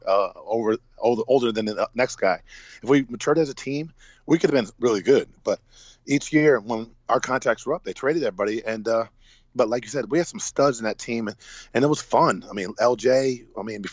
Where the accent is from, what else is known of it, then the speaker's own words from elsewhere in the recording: Hamden, Connecticut, United States; get back and coach in my hometown